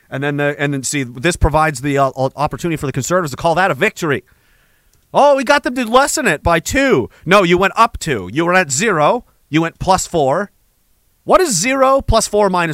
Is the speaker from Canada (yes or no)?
yes; Canada